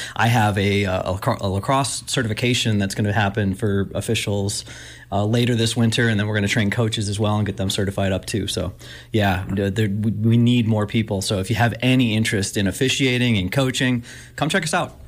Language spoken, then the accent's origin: English; Buffalo, New York, United States; moved away; I grew up in Buffalo, New York, and I grew up right next to Rich Stadium